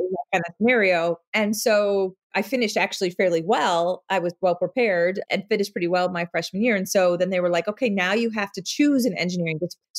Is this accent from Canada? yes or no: no; Midwest, United States; born there; I was born in the Midwest.